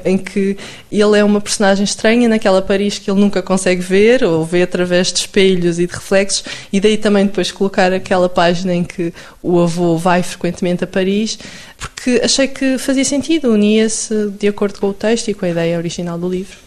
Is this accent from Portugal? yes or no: yes; Lousã, Centro, Portugal; also born or lived in Coimbra / Aveiro; eu, nasci em Coimbra, mas depois cresci na Lousã, portanto, um meio ainda mais pequenininho